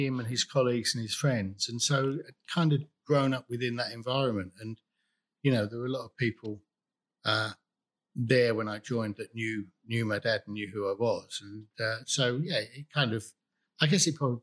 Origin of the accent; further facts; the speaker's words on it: Enfield, London, United Kingdom; I grew up in Enfield in North London